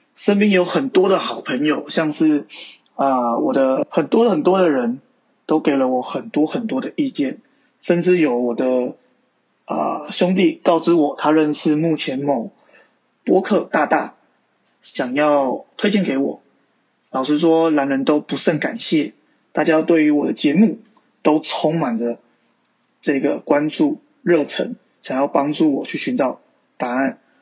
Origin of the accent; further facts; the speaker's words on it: Taiwan; 我说，“台湾